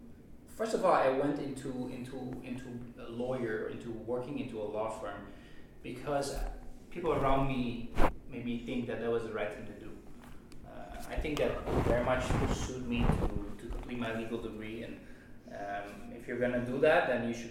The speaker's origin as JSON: {"language": "English", "country": "Netherlands", "also_born_or_lived": "Taiwan", "moved": "as an adult", "said": "I'm from the Netherlands, right? And we tend to be a pretty free, liberal country"}